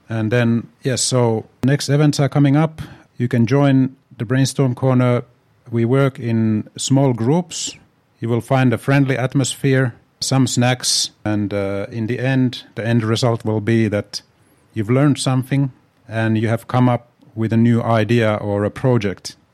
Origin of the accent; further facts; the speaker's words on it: Tampere, Pirkanmaa, Finland; moved away as an adult; also born or lived in Helsinki; born in Helsinki, but my hometown really is Tampere.